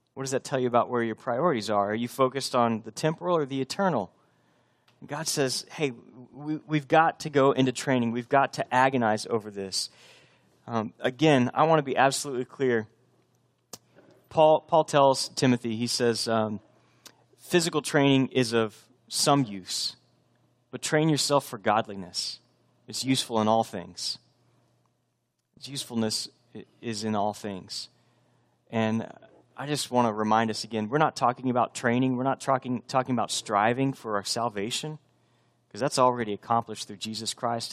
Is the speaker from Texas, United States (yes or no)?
yes; Texas, United States; moved away as an adult; also born or lived in Boston; I'm from Texas, but we were living up near Boston.